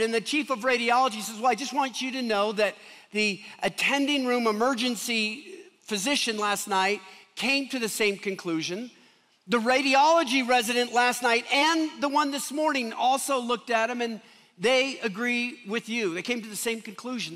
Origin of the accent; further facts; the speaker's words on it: Seattle, Washington, United States; now in Denver, United States; I come from Seattle